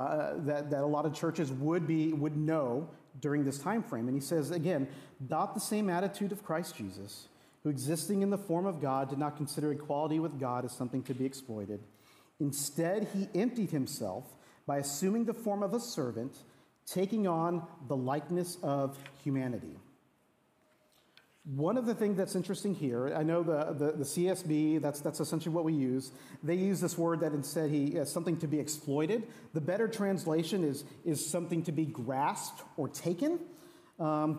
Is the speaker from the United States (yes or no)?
yes; Texas, United States; now in Seattle, United States; I'm originally from Texas